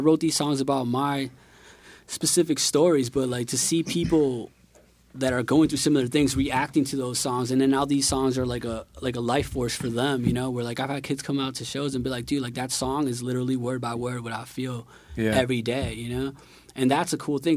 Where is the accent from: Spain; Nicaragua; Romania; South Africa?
Nicaragua; moved away; I grew up in Nicaragua, which is a whole other thing.